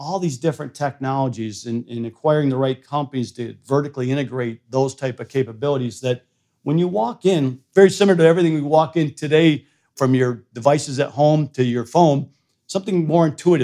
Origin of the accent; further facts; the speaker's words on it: Flint, Michigan, United States; moved away; also born or lived in Sweden; I grew up in Flint, Michigan